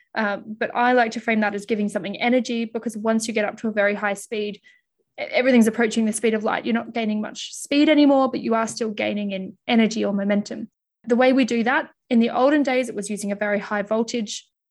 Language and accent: English; Melbourne, Victoria, Australia; also born or lived in Mildura, Victoria / United Kingdom; I'm originally from Australia, and I was actually born in Mildura, which is about a six-hour drive outside of Melbourne